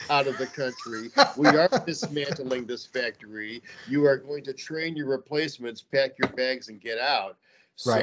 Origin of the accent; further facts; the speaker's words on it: Cleveland, Ohio, United States; also born or lived in Huntington, West Virginia; I grew up in Cleveland, Ohio, which was one of the manufacturing capitals of the world when I grew up